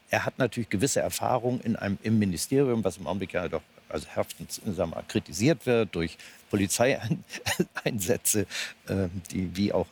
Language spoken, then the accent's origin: German; Hamburg, Germany; Also ich kenne ihn nun wirklich auch ganz gut, gerade als Hamburger